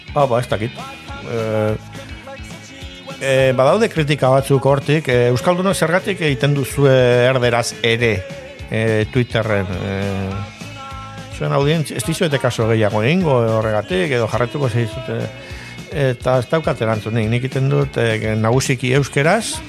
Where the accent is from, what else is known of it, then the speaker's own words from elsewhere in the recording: Basque Country, Spain; also born or lived in San Sebastián; euskalduna naiz, eta arro nago